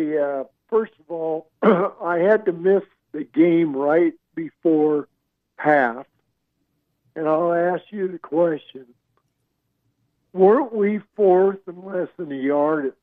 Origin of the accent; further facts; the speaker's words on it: North Platte, Nebraska, United States; moved away as an adult; now in Arizona, United States; I'm from North Platte originally. I live in Arizona now